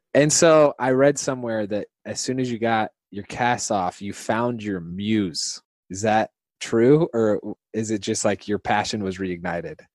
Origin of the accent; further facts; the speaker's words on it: Indiana, United States; both Hoosiers